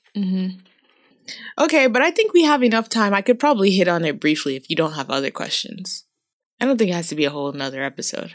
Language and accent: English; Boston, Massachusetts, United States; moved away as an adult; also born or lived in Brazil; now in Changchun, China; I come from Boston, which is quite, you know, a well-known city, but not a big city